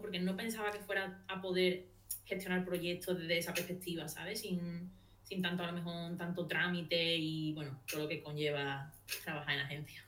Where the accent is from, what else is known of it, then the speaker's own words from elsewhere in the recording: Seville, Andalusia, Spain; soy de Sevilla